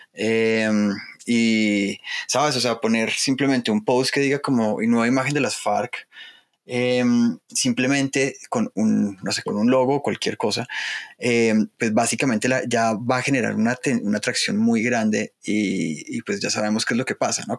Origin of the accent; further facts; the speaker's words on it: Colombia; como los colombianos